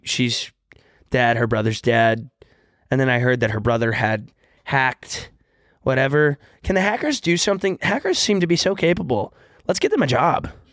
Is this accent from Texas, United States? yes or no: yes; Texas, United States; moved away; when I was younger from Texas